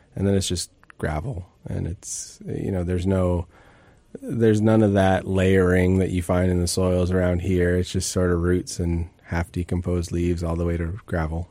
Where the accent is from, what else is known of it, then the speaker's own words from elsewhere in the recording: Bellingham, Washington, United States; I grew up in the Northwest and, and, um, Bellingham and grew up sort of wandering in the woods